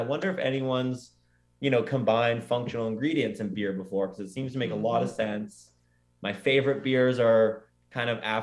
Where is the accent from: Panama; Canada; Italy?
Canada; Oakville, Ontario; also born or lived in Scotland; my kind of local brew pub in my hometown of Oakville